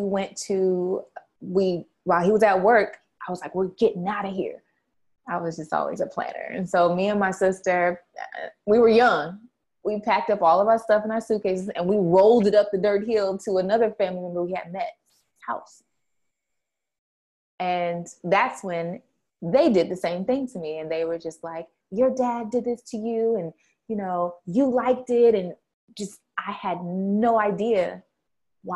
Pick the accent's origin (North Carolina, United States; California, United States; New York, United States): California, United States; San Diego; We're from California, all the way live San Diego, California